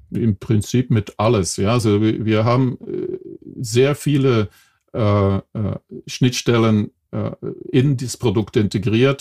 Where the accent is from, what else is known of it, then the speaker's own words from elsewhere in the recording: Belgium; accent: Belgian; German is a second language; moved away; ich bin eigentlich Belgier vom äh, Geburt her. Äh, nach 30 Jahren habe ich meinen Akzent immer noch nicht